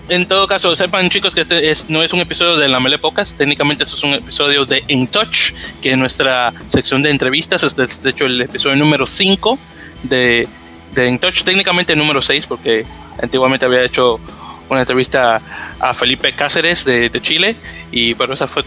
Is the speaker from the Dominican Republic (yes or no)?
yes; Dominican Republic; now in United States; yo te puedo mencionar como, como persona que, que soy de la República Dominicana, pero aquí ya estado oficialmente en Estados Unidos